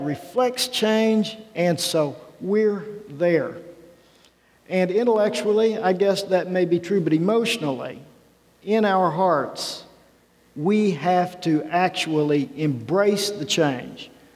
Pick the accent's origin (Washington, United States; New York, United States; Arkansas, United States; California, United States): Arkansas, United States; moved away; a guy growing up in Arkansas